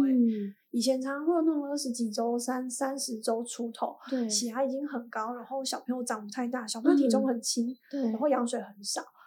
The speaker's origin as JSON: {"language": "Chinese", "country": "Taiwan", "tie": "born or raised there", "said": "我也是在长庚出生的"}